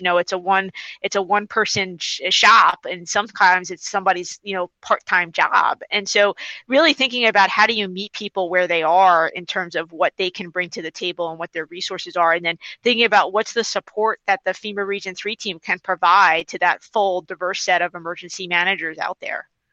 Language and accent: English; New York City, New York, United States; also born or lived in Washington, D.C.; I'm from New York City originally. I grew up on Staten Island